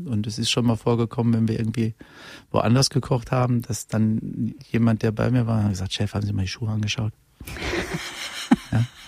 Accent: Unna, North Rhine-Westphalia, Germany; moved away; ich komme aus Unna, ich komme aus dem Ruhrgebiet

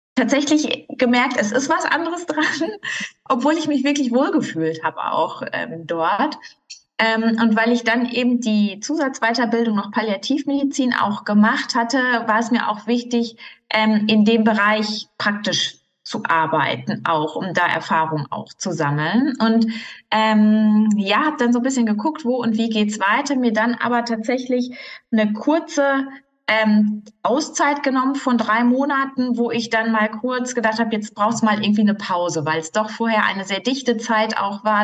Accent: Marl, North Rhine-Westphalia, Germany; also born or lived in Münster; ich bin ja aufgewachsen im Ruhrgebiet in Mahl, ähm, dort geboren und groß geworden

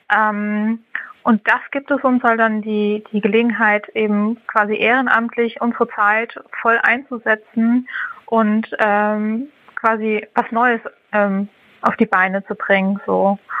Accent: Hamburg, Germany; ich bin 31 Jahre alt und ich komme aus Hamburg.

